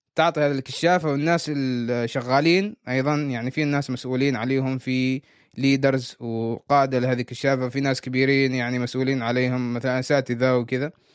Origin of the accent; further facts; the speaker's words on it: Oman; أنا عماني